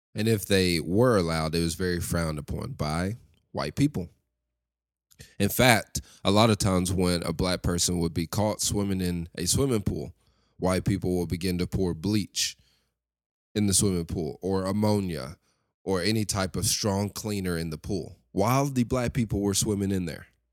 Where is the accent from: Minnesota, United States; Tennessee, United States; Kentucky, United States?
Tennessee, United States; Lexington; I grew up in Lexington, Tennessee, West Tennessee